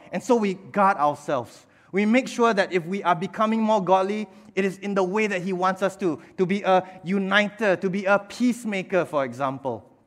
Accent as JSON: {"language": "English", "country": "Singapore", "tie": "born or raised there", "said": "attending Sunday school back then, growing up in Bethesda Katong. And when Bethesda Katong planted a church uh, at 300 Bedok North Avenue 3, uh, my father, my mother, they brought us here as well, and we've been here ever since"}